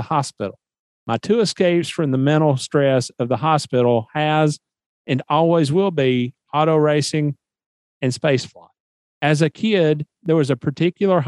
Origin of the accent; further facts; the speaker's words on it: Nashville, Tennessee, United States; moved away; I'm from Nashville, Tennessee, originally